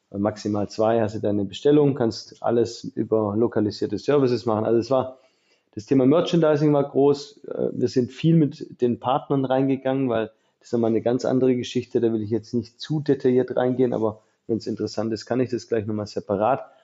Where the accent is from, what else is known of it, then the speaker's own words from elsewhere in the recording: Illingen, Baden-Württemberg, Germany; also born or lived in Mühlacker; Äh, ich bin zwar in Mühlacker geboren, weil es bei mir im Dorf kein Krankenhaus gab. Ich bin aus Illingen, ähm, also da ist er, da geht ja genau die Grenze zwischen Baden und Württemberg den durch.